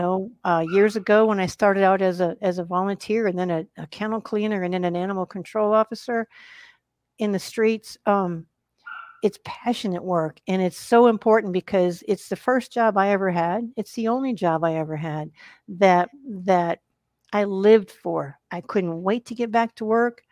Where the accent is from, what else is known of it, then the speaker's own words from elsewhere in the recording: Wisconsin, United States; also born or lived in Arkansas / Massachusetts / New Jersey / Colorado; now in Texas, United States; live in Texas. and I grew up in Wisconsin